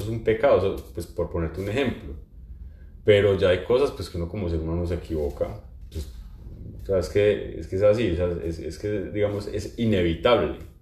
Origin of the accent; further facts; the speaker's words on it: Pereira, Risaralda, Colombia; moved away; mi ciudad de origen, en, en Pereira